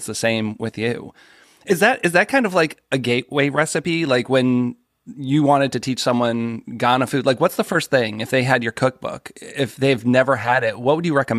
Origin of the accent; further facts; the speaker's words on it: Boston, Massachusetts, United States; I'm from the Boston area and we have baked beans.